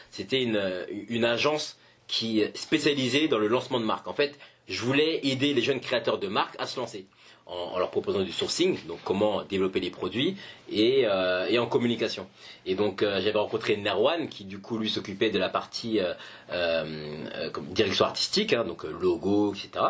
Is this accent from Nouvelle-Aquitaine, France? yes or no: no; Paris, Île-de-France, France; je suis français, parisien, etc.